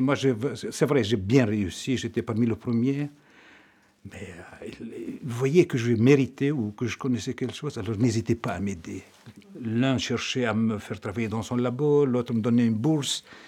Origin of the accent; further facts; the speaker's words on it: Lebanon; moved away as an adult; now in Belgium; je suis né au Liban. Euh, je suis donc euh, le quatrième d'une famille de neuf